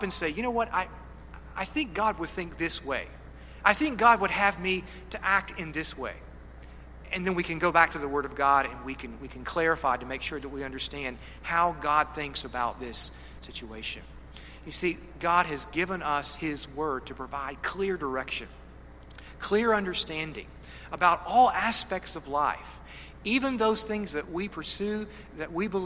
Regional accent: Kentucky, United States; I'm a hillbilly from Kentucky

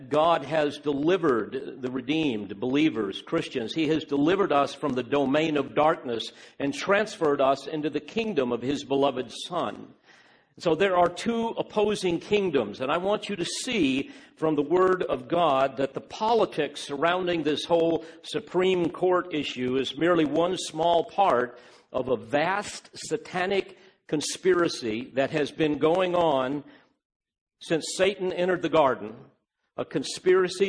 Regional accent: United States; I'm an American, and I love my country

